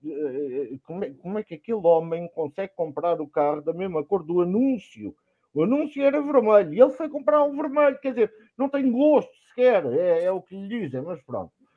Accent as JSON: {"language": "Portuguese", "area": "Nossa Senhora da Graça de Póvoa e Meadas", "region": "Alentejo", "country": "Portugal", "tie": "born or raised there", "said": "minha terra, Nossa Senhora da Graça de Povimiedas"}